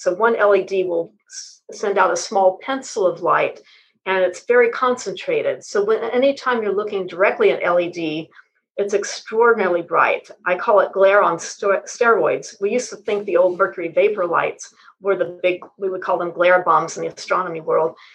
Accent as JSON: {"language": "English", "region": "West Texas", "country": "United States", "tie": "born or raised there", "also_born_or_lived": "Houston", "said": "Well, I was born in West Texas, and that helped me develop a lifelong interest in the sky because in the part of West Texas I was born in, it's very flat"}